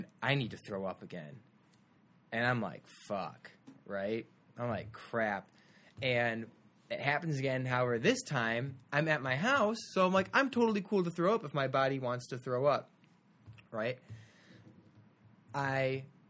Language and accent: English; Glen Ellyn, Illinois, United States; I'm from Glen Ellyn, Illinois